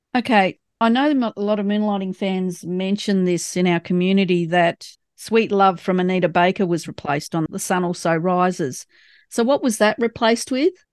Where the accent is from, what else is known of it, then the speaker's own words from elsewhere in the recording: Australia; accent: Australian; my Australian accent.